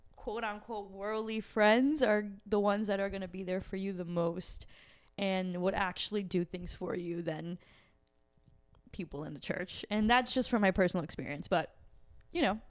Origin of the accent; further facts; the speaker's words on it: Brazil; moved away; I'm from Brazil.